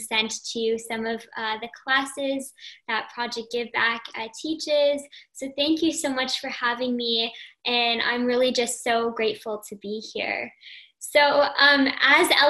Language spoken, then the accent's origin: English; Toronto, Ontario, Canada; I'm from Toronto, Canada